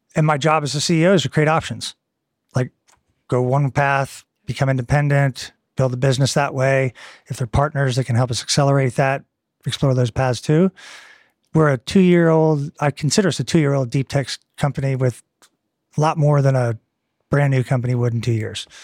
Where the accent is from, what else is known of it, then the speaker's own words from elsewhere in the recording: Eastern Seaboard, United States; moved away as an adult; also born or lived in Texas / Southern California; now in Cambridge, United Kingdom; I'm from the Eastern Seaboard